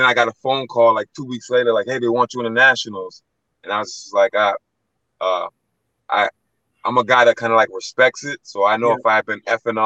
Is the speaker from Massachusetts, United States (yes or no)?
yes; Boston, Massachusetts, United States; now in Brockton, United States; Originally from Boston, but I moved out here and finished my last 2 years of high school